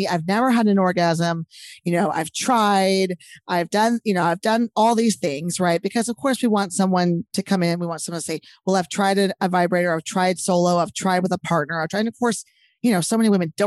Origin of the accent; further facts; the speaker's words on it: Texas, United States; I'm from Texas